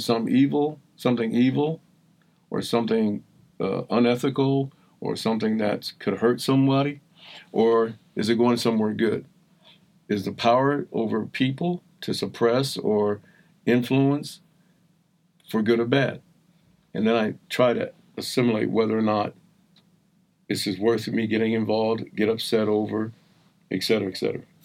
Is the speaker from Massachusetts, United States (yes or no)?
no; New Jersey, United States; also born or lived in Boston; with kids in South Jersey, right outside of Philadelphia, raised by a, a single woman